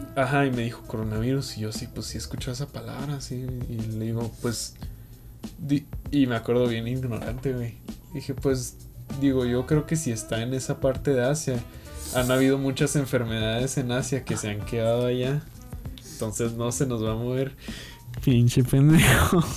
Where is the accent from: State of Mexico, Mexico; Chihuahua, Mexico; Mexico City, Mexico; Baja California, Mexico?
Chihuahua, Mexico; also born or lived in Playa del Carmen; Yo soy de Chihuahua, pero me fui un año y medio.